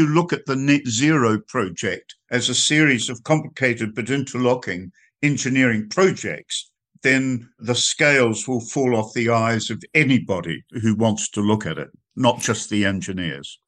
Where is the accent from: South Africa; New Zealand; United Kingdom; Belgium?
New Zealand; I come from New Zealand